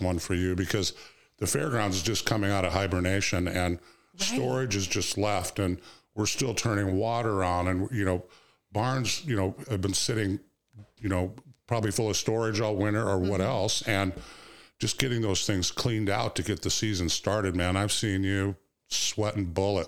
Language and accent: English; Iowa, United States; moved away as an adult; also born or lived in Wyoming; now in Walworth County, Wisconsin, United States; We moved here from Wyoming, but generally Iowa, that's where I grew up